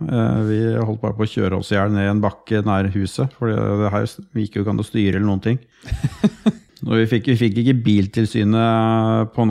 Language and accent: Norwegian; Sarpsborg, Østfold, Norway; Som alltid i Øvre Tune, der jeg er fra.